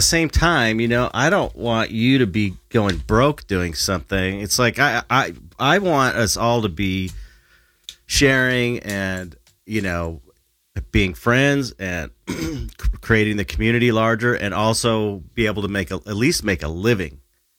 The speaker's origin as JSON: {"language": "English", "country": "United States", "said": "but I'm the American"}